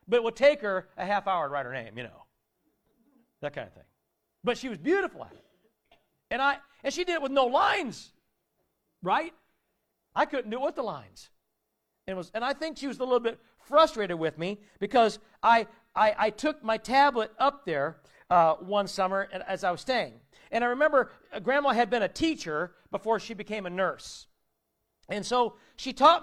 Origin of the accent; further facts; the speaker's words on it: Warsaw, Indiana, United States; also born or lived in South Bend, Indiana; we moved from South Bend to Warsaw, but both sets of grandparents were still in town